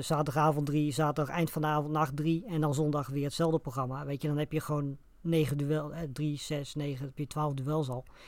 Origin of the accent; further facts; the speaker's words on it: Netherlands; voor ons als Nederlanders